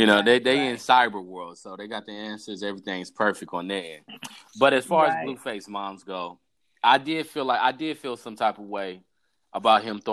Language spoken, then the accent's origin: English; United States; we're from Africa, technically, but we're American born